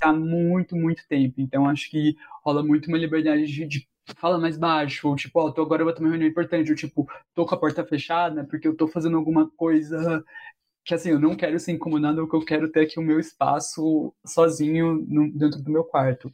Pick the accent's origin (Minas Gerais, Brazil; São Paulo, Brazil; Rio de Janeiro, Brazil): São Paulo, Brazil; interior of; moved away as an adult; now in São Paulo, Brazil; Eu sou do interior de São Paulo, aí eu vim para cá com 18 anos